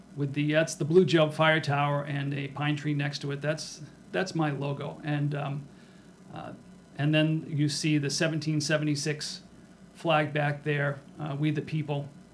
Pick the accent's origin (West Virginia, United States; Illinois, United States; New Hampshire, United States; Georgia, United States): New Hampshire, United States; Rochester; make it into the lovely metropolis of Rochester, my hometown.